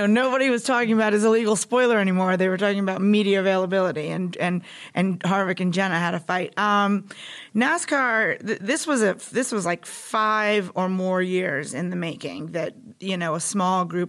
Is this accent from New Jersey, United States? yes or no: yes; New Jersey, United States; moved away as an adult; also born or lived in West Virginia; I'm from New Jersey